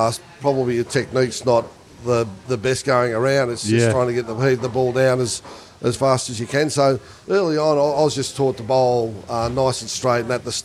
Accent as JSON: {"language": "English", "town": "Werribee", "region": "Victoria", "country": "Australia", "tie": "born or raised there", "said": "I grew up in Werribee."}